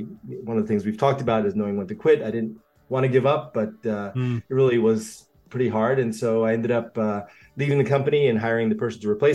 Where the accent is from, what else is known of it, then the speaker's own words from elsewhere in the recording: United States; also born or lived in Japan / Australia; I grew up in two different cultures, and actually three, if you include the United States, which is where I mostly was raised